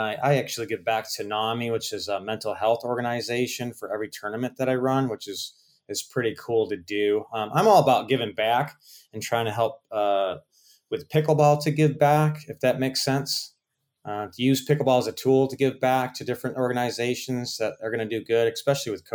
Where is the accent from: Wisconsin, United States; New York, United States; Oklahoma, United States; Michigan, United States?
New York, United States; Rochester; also born or lived in Fort Lauderdale, Florida; now in Naples, United States; I went home to Rochester, New York